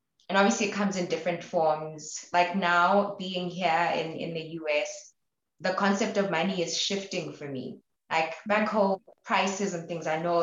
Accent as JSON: {"language": "English", "town": "Maseru", "country": "Lesotho", "also_born_or_lived": "Botabo, Lesotho", "moved": "as an adult", "lives_now": "Flagstaff, United States", "said": "I'm from Maseru, Lesotho, but I also identify with being from Botabo, Lesotho."}